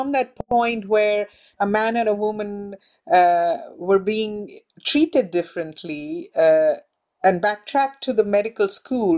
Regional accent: India; I grew up in India

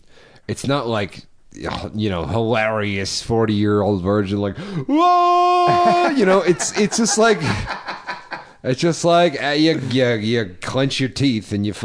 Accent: New England, United States; But I'm from New England.

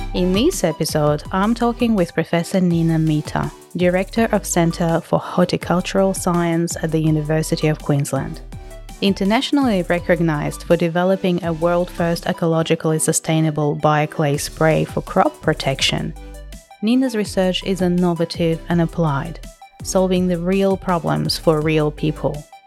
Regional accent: Russia; me being Russian

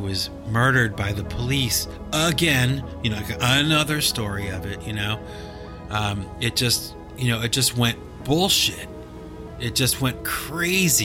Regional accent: the North, United States; I'm from the North

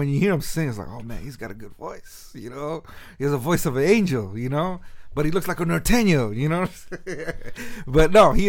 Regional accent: Sunnyvale, California, United States; now in San Jose, United States; Yeah, I was born and raised in Sunnyvale, California. I lived in Sunnyvale for 30 years, and now I live in San Jose.

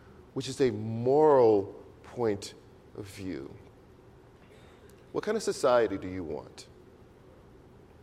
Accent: Louisiana, United States; I'm from Louisiana

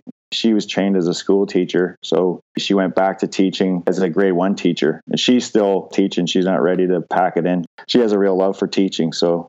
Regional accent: London, United Kingdom; I was still living at home because I was from London and the university's there.

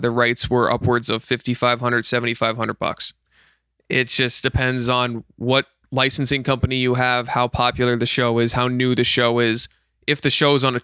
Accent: Pottsville, Pennsylvania, United States; moved away; I'm originally from Pottsville

